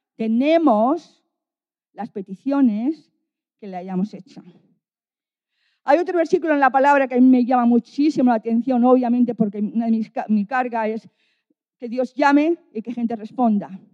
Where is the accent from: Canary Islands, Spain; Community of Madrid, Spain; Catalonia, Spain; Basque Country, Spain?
Basque Country, Spain; Bilbao; now in Valladolid, Spain; Yo estoy en Valladolid y soy de Bilbao.